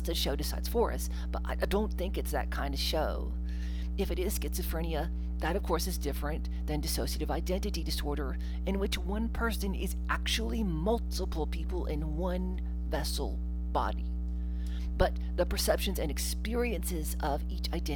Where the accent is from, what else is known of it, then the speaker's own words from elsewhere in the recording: Mississippi, United States; I grew up in Mississippi